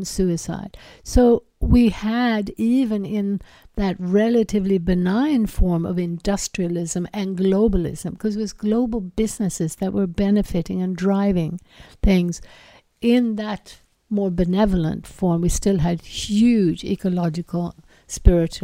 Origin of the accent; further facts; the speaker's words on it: Sweden; I grew up in Sweden